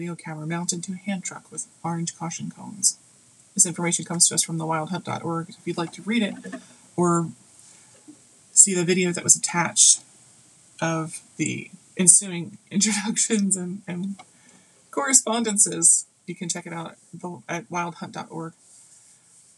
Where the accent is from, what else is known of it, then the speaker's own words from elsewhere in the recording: United States; for me as an American